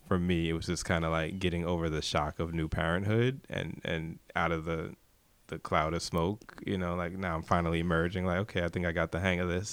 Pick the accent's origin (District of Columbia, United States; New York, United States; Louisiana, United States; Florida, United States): New York, United States; New York City; I'm from Brooklyn, New York.